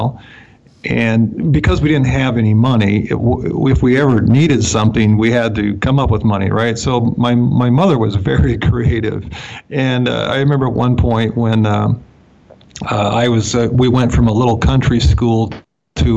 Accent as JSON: {"language": "English", "region": "Montana–North Dakota border", "country": "United States", "tie": "born or raised there", "said": "I grew up in the Montana, North Dakota border"}